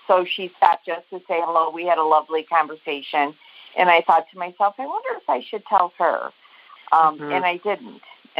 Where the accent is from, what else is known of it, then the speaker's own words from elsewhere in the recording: Chicago, Illinois, United States; I am good. I'm from Chicago, Illinois.